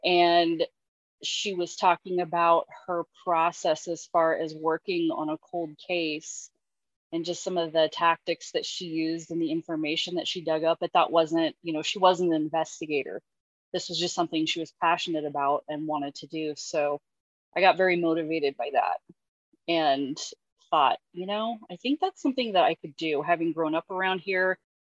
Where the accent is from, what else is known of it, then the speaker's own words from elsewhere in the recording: Union County, Oregon, United States; I thought I was pretty dialed in, you know, to my hometown